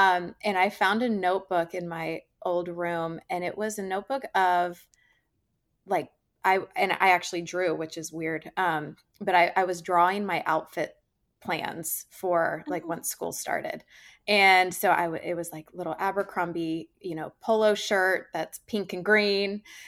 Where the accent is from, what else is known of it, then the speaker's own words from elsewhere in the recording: Georgia, United States; So anyway, I grew up in Georgia. I was very outdoorsy, but I was an incredibly big girly girl.